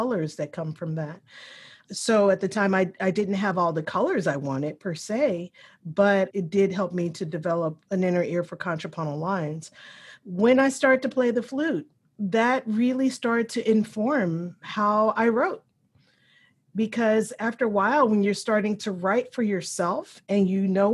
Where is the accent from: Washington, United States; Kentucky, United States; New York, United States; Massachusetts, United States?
Kentucky, United States; Louisville; I was raised in the West End of Louisville, Kentucky